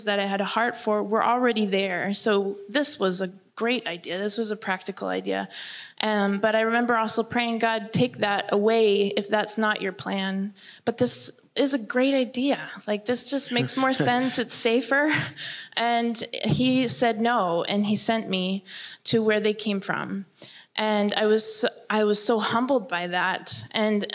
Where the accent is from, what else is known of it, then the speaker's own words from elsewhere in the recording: Germany; I remember growing up in Germany, where it's very academic